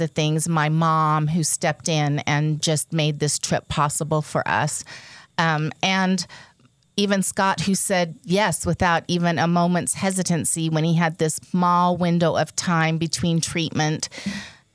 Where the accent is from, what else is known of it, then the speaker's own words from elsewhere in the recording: Nova Scotia, Canada; moved away; I was born in Nova Scotia.